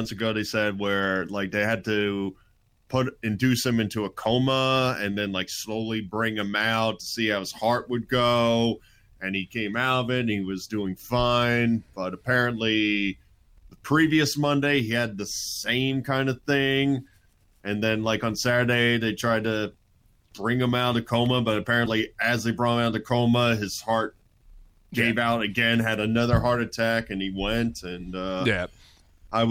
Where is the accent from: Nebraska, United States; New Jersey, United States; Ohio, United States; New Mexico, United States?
New Jersey, United States; growing up in New Jersey with the New York radio scene